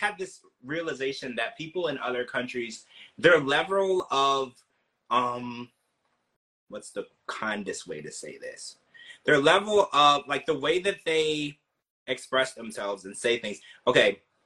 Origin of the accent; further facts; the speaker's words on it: United States; also born or lived in New Orleans; I was born in America